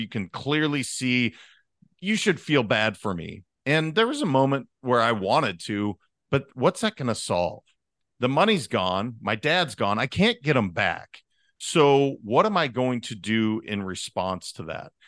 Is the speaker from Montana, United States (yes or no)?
yes; Montana, United States; I'm a kid from Montana.